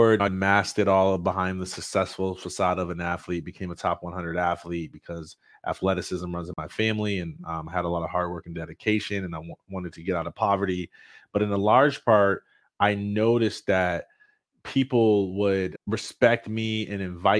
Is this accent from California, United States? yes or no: no; Jackson, Michigan, United States; I'm from Jackson, Michigan, and I was in accelerated learning classes growing up